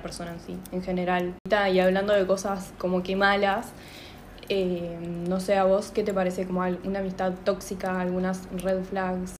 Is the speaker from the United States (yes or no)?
no; Uruguay; moved away as an adult; now in Montevideo, Uruguay; soy del interior de Montevideo, porque somos de Uruguay